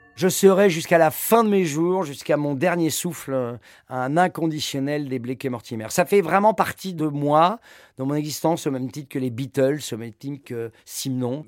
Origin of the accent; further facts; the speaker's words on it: Paris, Île-de-France, France; je suis un Parisien quand même de naissance